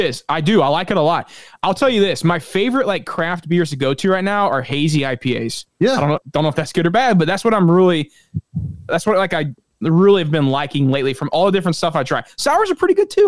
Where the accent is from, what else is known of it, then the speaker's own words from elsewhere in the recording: St. Louis, Missouri, United States; I'm from St. Louis, Anheuser-Busch